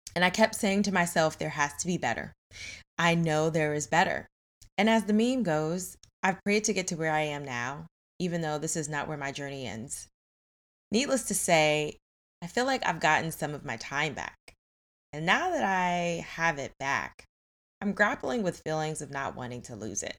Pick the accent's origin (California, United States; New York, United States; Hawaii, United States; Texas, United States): New York, United States; I grew up in New York